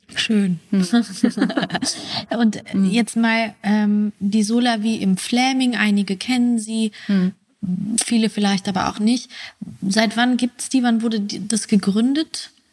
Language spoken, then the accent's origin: German; West Germany, Germany; moved away; ich komme eigentlich aus Westdeutschland